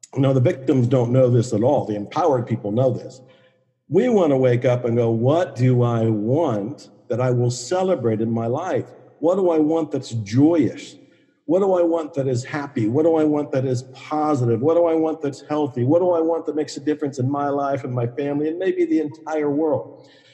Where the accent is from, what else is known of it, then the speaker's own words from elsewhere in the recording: Ohio, United States; moved away as an adult; also born or lived in Dallas, Texas; I was born and raised on Italian food up in Ohio